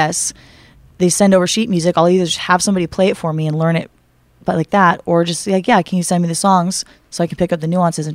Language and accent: English; Santa Monica, California, United States; I'm from Santa Monica, California.